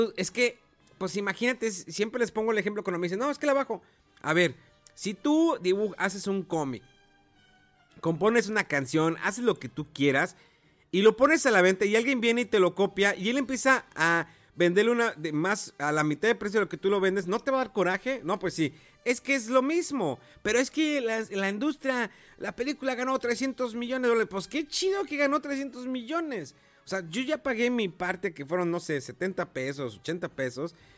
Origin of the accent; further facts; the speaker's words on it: Cerro de la Silla, Nuevo León, Mexico; Yo vivía anteriormente toda mi infancia, adolescencia por el Cerro de la Silla, que es un lugar, pues es un cerro enemático del estado de Nuevo León